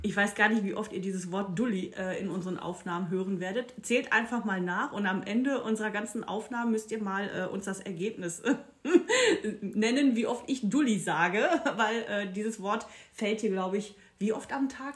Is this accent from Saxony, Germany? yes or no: no; Castrop-Rauxel, North Rhine-Westphalia, Germany; accent: Ruhrpott; ich komme ja aus dem kleinen Dorf Castrop-Rauxel